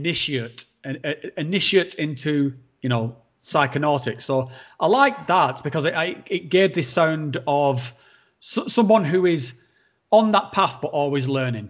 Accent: Northern England, United Kingdom; accent: Northern; my accent's beginning to drop down back into my sort of like guttural, house. like Game of Thrones-esque Northern tone

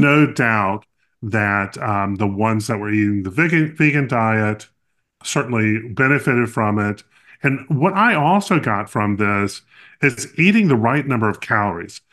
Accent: North Carolina, United States; I grew up in North Carolina

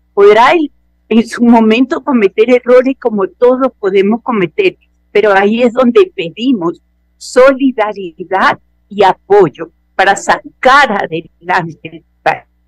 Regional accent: Ecuador; somos ecuatorianos

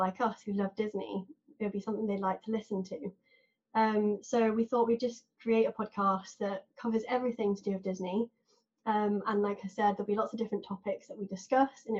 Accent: England, United Kingdom; accent: southern; now in Manchester, United Kingdom; I actually live in Manchester, but as you can probably tell by my accent, I'm not from the north. I used to live in the south and that's where I was born. So I'm now a city person, used to live in a seaside town.

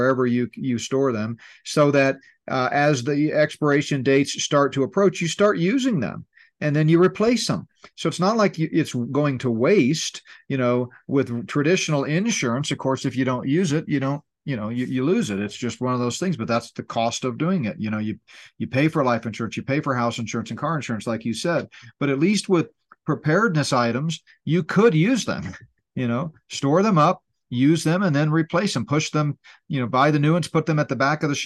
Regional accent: Gulf Coast, United States; I grew up on the Gulf Coast, high school and college

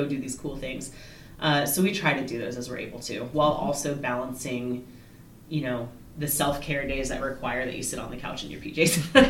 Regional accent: Chicago, Illinois, United States; also born or lived in Indiana / Virginia / Colorado / Germany; So I was born in Indiana, but I have lived in Virginia and Colorado and Germany as a child. But I went to high school in Chicago, and south side of Chicago

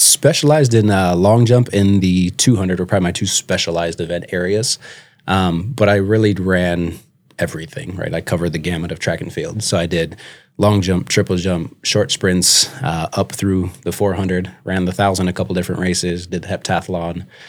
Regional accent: St. Louis Park, Minnesota, United States; moved away as an adult; also born or lived in Buffalo, Minnesota / Mankato, Minnesota; now in Sioux Falls, United States; I'm originally from Minnesota, so I grew up in the Twin Cities area. Um, was born and raised

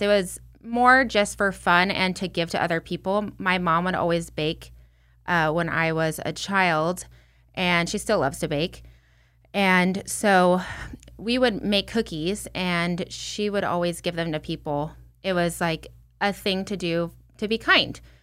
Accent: Redlands, California, United States; my hometown, Redlands, California

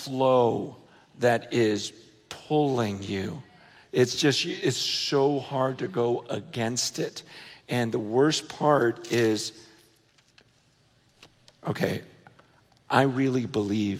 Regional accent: United States; growing up in America

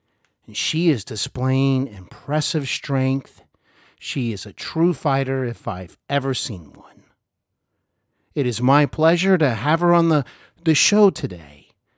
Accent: Cincinnati, Ohio, United States; I'm here in Cincinnati, Ohio, my hometown

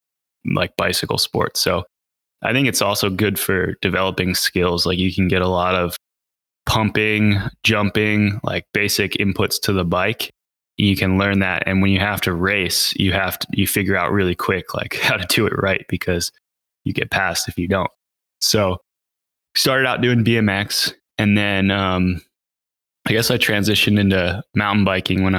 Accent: Reading, Pennsylvania, United States; now in Pisgah Forest, United States; I grew up in Reading, Pennsylvania.

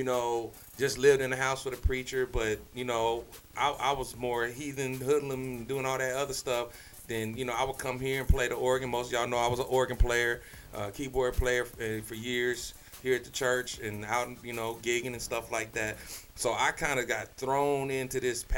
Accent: Phoenix, Arizona, United States; I was born right here in Phoenix, Arizona

